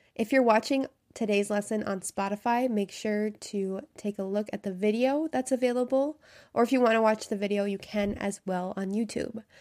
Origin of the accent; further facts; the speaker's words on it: United States; I'm an American English teacher.